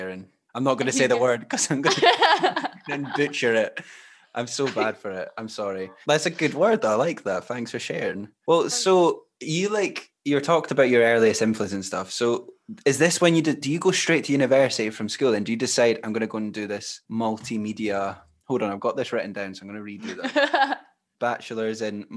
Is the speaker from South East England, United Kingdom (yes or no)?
no; Glenrothes, Scotland, United Kingdom; Dougree Scott, who's quite a well-known Scottish actor, he was from my hometown